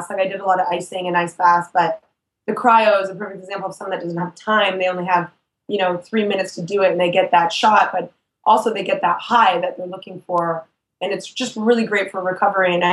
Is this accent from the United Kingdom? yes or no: no; Canada; Yeah, I'm Canadian.